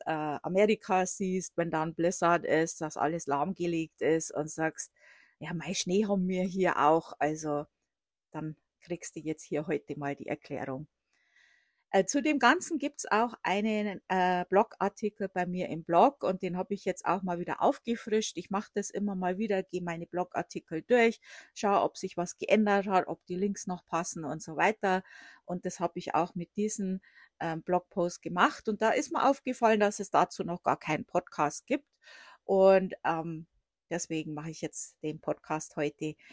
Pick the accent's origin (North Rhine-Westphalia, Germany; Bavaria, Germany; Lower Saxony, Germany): Bavaria, Germany; Also ich komme aus der Oberpfalz. Äh, das wird äh, auch Sibirien Deutschlands genannt.